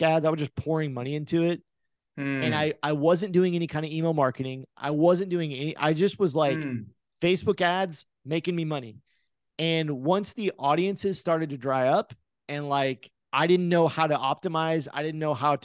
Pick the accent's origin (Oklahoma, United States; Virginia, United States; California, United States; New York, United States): Oklahoma, United States; born or raised there